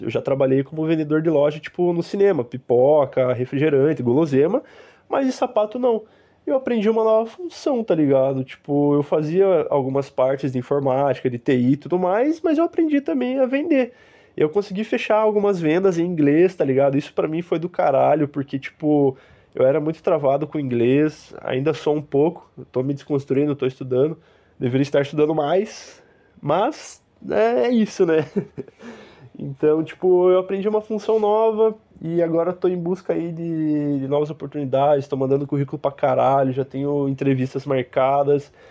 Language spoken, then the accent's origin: Portuguese; Curitiba, Paraná, Brazil; moved away as an adult; now in Lisbon, Portugal; A gente que é curitibano